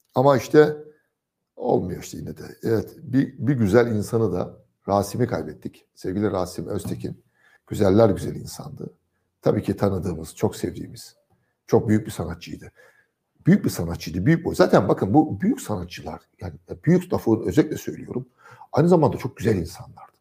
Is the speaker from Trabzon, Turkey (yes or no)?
yes; Trabzon, Turkey; Trabzon'da geçen çocukluk yıllarımda